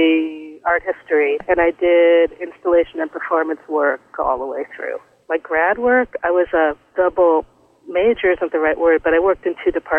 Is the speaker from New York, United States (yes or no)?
yes; New York City, New York, United States; I grew up in New York City